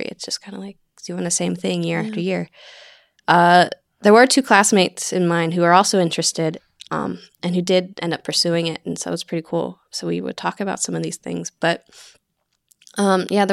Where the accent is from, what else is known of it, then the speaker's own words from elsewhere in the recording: Somerset, Pennsylvania, United States; I grew up in Western Pennsylvania, Somerset, PA